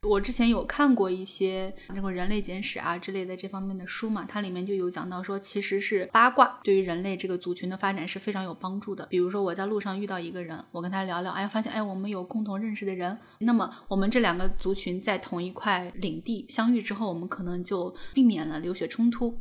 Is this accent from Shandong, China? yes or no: yes; rural Shandong, China; moved away; 我老家是山东农村嘛